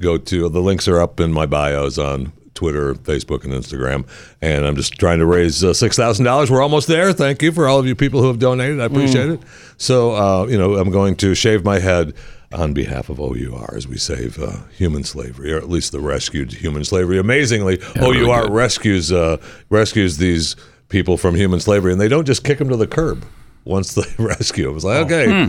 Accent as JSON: {"language": "English", "town": "Boston", "region": "Massachusetts", "country": "United States", "tie": "born there", "said": "I was born in Boston."}